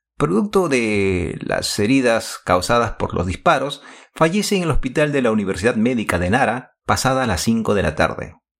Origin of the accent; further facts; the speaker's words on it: Lima, Peru; now in Japan; En mi época de estudiante colegial, tuve la oportunidad de compartir aulas con Miguel Otaque, en ese entonces Colegio Nacional de Varones Federico Villarreal en Miraflores, Lima, Perú